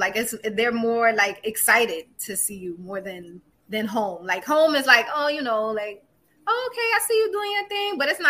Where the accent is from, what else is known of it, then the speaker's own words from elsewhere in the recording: New York City, New York, United States; moved away; also born or lived in South Carolina / Ohio; I'm originally from Brooklyn, but I moved down south. So I'm a Southern City Belle, which I like to call myself.